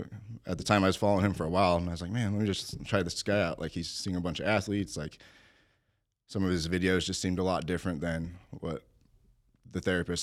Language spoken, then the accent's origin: English; Albuquerque, New Mexico, United States; This is in Albuquerque, New Mexico.